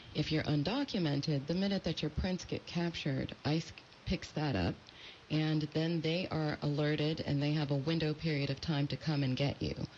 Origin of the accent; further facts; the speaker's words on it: California, United States; also born or lived in France; now in Washington, United States; they immigrated to the United States where I grew up, and I grew up in California